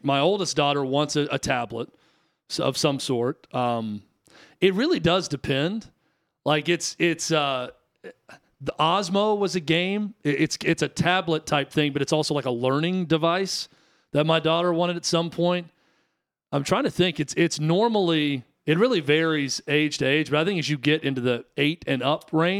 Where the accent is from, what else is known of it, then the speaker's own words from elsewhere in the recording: Tennessee, United States; I think Nashville proper, we're from the outskirts. I'm not going to say that I'm from Nashville. I'm from a surrounding county, and where I grew up was way more rural than it is now.